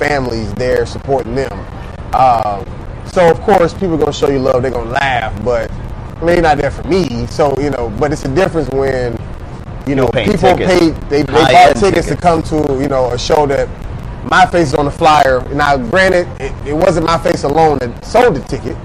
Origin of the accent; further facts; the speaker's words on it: Atlanta, Georgia, United States; now in Miami, United States; Originally from Atlanta, I obviously live in Miami now.